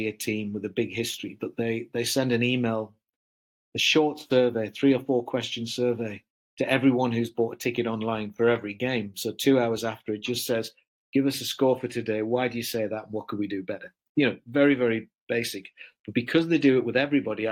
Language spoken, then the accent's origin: English; Durham, North East England, United Kingdom; I come from Durham, very close to Durham, and it's not a well-off part of the country